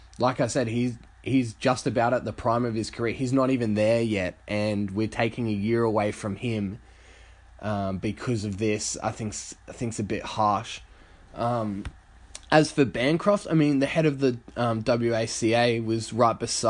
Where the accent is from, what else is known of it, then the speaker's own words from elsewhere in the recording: Australia; as an Australian